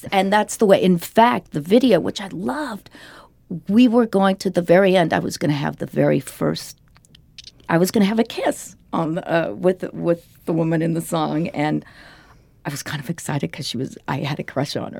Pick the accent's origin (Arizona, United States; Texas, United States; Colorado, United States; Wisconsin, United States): Colorado, United States; Denver; this was in the seventies growing up in Denver